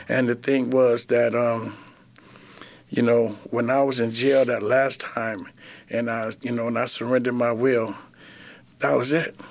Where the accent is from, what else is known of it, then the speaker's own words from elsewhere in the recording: Flint, Michigan, United States; I was born and raised in Flint, Michigan